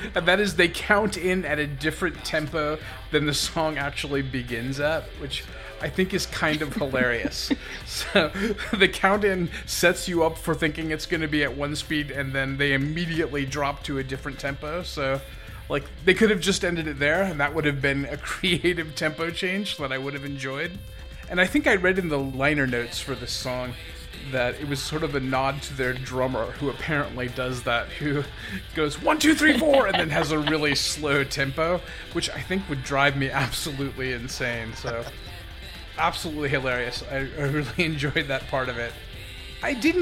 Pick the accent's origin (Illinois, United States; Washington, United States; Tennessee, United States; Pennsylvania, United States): Washington, United States; Olympia; I grew up in Olympia, Washington